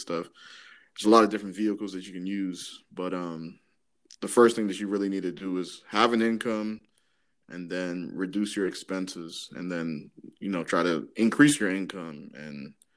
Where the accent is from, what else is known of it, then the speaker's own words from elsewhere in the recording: Maryland, United States; also born or lived in Dallas; I'm from Maryland, grew up in Maryland